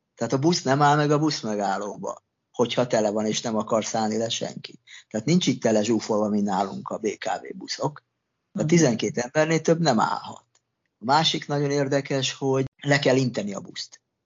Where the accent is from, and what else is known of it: Hungary; moved away as an adult; also born or lived in Australia